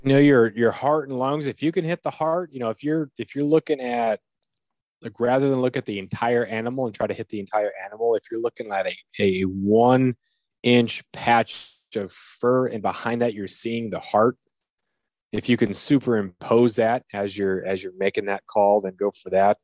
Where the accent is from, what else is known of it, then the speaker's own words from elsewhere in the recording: Southeast Alaska, United States; growing up in Southeast Alaska